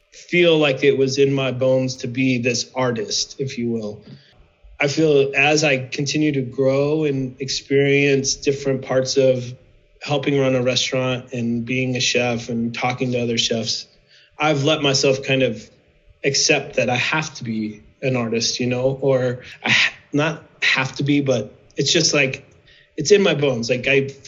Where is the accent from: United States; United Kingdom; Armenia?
United States; Midwest; moved away as an adult; also born or lived in Nebraska; now in Prescott, United States; I grew up in the Midwest